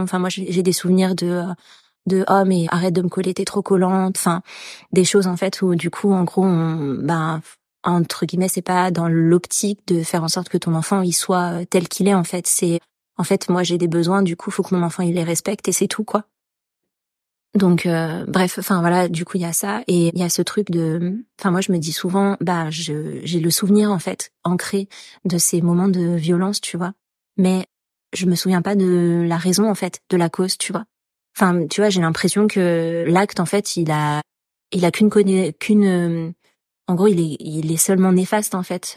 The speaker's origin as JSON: {"language": "French", "country": "France", "said": "en tant que Français"}